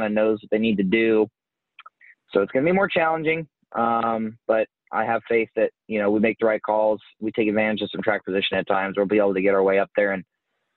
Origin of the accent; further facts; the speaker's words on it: Midwest, United States; We both spent a lot of time growing up in the Midwest